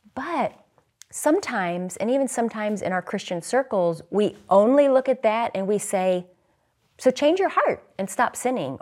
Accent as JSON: {"language": "English", "town": "St. Louis", "region": "Missouri", "country": "United States", "tie": "born or raised there", "moved": "yes", "lives_now": "Philadelphia, United States", "said": "I'm from the Midwest. I grew up in Saint Louis"}